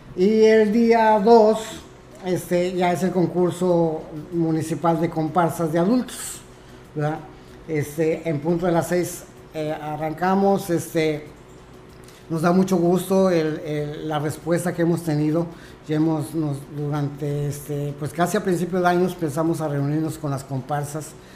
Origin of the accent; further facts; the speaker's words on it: Mexico; somos mexicanos